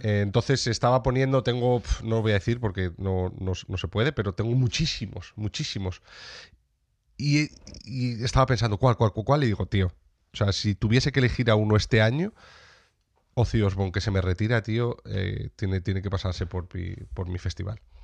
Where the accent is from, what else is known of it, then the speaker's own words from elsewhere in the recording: Sierra de Béjar, Salamanca, Castile and León, Spain; en la Sierra de Béjar, en Salamanca para traer eh, eh, eh, salud, bienestar y dinero para mi tierra